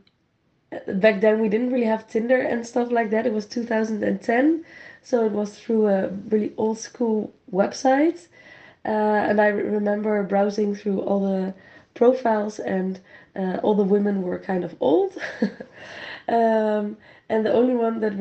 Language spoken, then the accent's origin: English; Rotterdam, South Holland, Netherlands; We're from Rotterdam, which is in the Netherlands, which is a semi-large city.